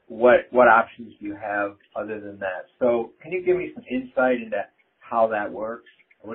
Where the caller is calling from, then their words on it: Westfield, New Jersey, United States; I'm calling from Westfield, New Jersey.